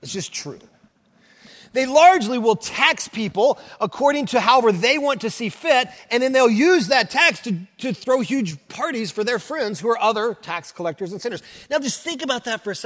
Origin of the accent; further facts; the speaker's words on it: Oklahoma, United States; also born or lived in Kentucky; now in Southern California, United States; So I'm from Oklahoma, and my wife is as well